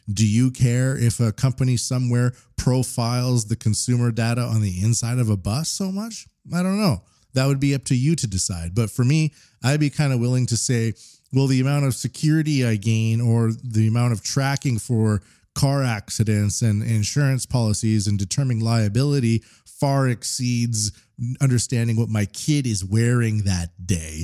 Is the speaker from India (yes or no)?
no; Canada; now in Japan; as a Canadian in Japan